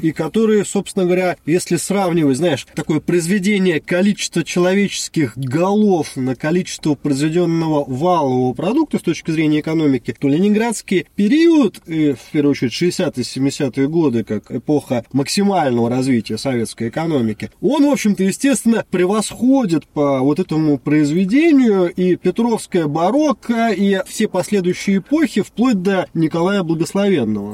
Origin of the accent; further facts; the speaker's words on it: Saint Petersburg, Russia; Мы с тобой, как известно, петербуржцы